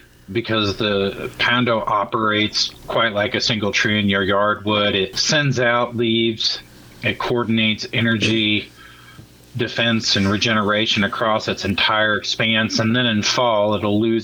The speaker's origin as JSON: {"language": "English", "area": "Germantown, Monroe, Middletown area", "region": "rural southwestern Ohio", "country": "United States", "also_born_or_lived": "Austin, Texas", "moved": "yes", "lives_now": "Seattle, United States", "said": "I'm originally from rural Ohio, southwestern Ohio, Germantown, Monroe, Middletown area"}